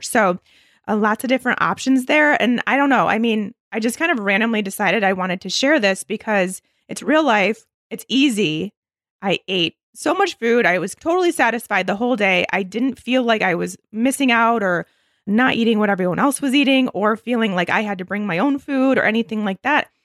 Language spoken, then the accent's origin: English; Michigan, United States; I grew up in Michigan